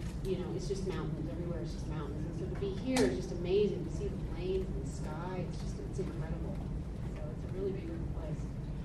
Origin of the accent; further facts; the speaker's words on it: New York City, New York, United States; also born or lived in Los Angeles; now in Asheville, United States; I live in the mountains now, too. I grew up in New York City, and I lived in Los Angeles, like both of these folks did. I lived in L.A. for many years. But then I decided to leave L.A. and move to a state called North Carolina.